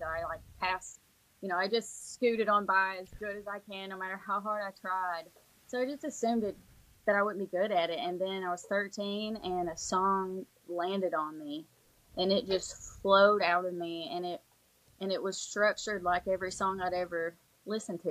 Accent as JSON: {"language": "English", "region": "East Kentucky", "country": "United States", "tie": "born or raised there", "moved": "as an adult", "lives_now": "Tennessee, United States", "said": "I hadn't been born and raised in in East Kentucky"}